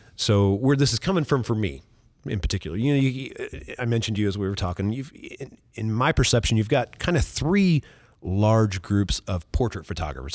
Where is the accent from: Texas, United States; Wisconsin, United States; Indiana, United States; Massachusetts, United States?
Indiana, United States; Oakland City; I'm from Oakland City, Indiana.